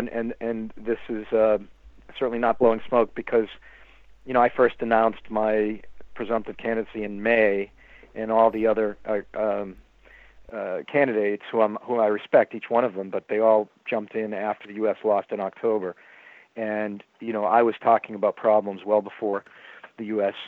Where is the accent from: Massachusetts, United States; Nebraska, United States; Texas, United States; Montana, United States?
Massachusetts, United States; Boston; also born or lived in Baltimore; there's a lot of pride when you're from Boston